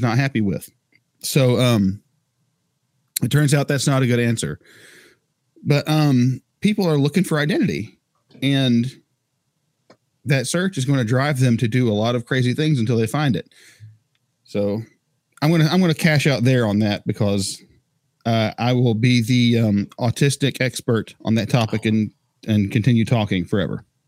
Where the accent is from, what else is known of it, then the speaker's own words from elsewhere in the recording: North Carolina, United States; I'm white, I'm Scottish, of descent, DNA, whatever you want to call it, uh, American by nationality, um, North Carolina